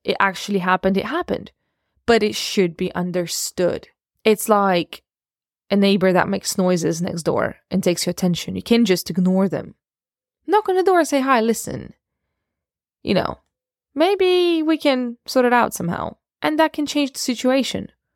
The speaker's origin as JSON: {"language": "English", "country": "Russia", "tie": "born or raised there", "also_born_or_lived": "Ukraine", "said": "I was born in Ukraine and raised in Russia."}